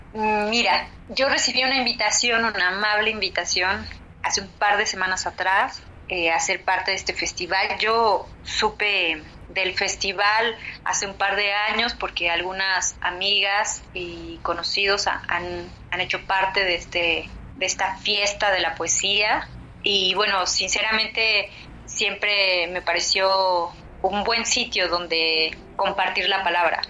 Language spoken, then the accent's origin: Spanish; Acatlán, Guerrero, Mexico; yo soy de Acatlán, que es una comunidad de aproximadamente 5.000, 6.000 habitantes eh, en el estado de Guerrero, en las faldas de la montaña baja del estado. Somos una comunidad náhuatl, yo nací y crecí aquí